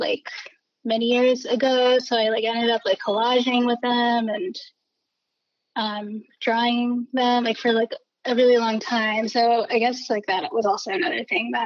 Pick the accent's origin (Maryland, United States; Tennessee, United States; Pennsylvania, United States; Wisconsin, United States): Pennsylvania, United States; a suburb outside of Philadelphia; moved away as an adult; now in New York, United States; I grew up in a suburb outside of Philly